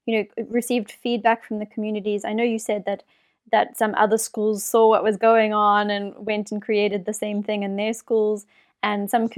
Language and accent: English; South Africa; I grew up in South Africa